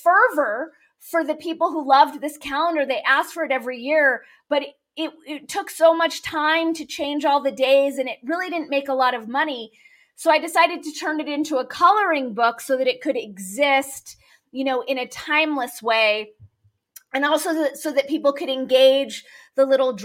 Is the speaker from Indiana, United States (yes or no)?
no; Los Angeles, California, United States; I grew up in Los Angeles